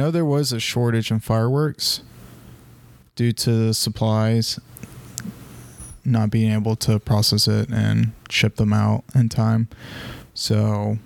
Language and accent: English; the South, United States; I grew up in the South